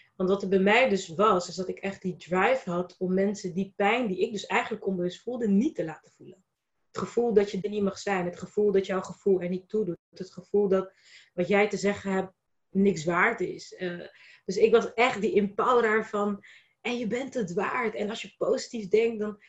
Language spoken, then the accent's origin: Dutch; Rotterdam, South Holland, Netherlands; Ik ben Rotterdamse. Ik ben ook Kaapverdiaanse